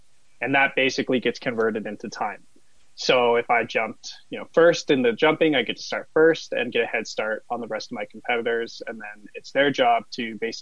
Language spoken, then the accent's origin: English; Calgary, Alberta, Canada; I grew up in Calgary, just about 10 minutes from Canada Olympic Park